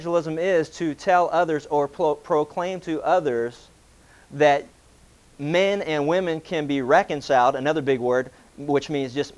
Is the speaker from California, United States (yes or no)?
no; Pennsylvania, United States; growing up in Pennsylvania